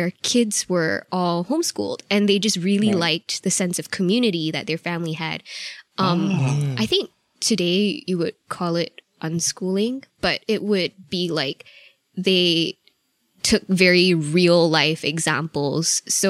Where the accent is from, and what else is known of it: Nebraska, United States; born there